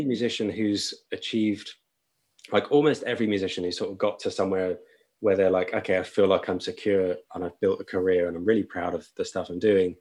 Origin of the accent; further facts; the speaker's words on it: Brighton, South East England, United Kingdom; moved away as an adult; also born or lived in Limerick, Ireland / Sussex; now in London, United Kingdom; I grew up in Brighton on the South Coast.